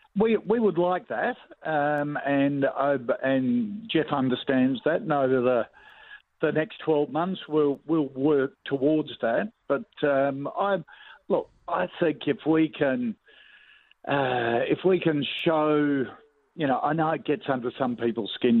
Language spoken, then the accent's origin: English; Adelaide, South Australia, Australia; growing up um, in Adelaide, a Port Adelaide supporter